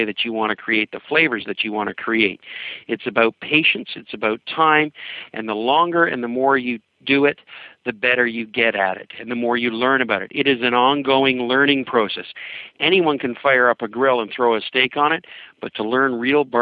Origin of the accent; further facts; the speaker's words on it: Canada; I'm a Canadian